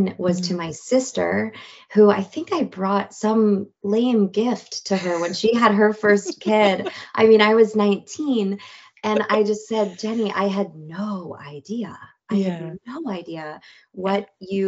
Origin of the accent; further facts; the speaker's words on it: Marin, California, United States; growing up in Marin